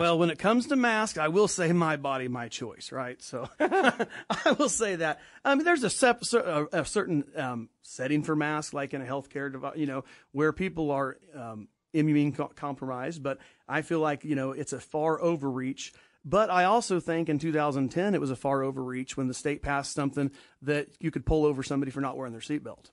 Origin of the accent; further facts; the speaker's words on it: Danville, Kansas, United States; I'm from Danville, Kansas, a little Catholic church there, and always went to church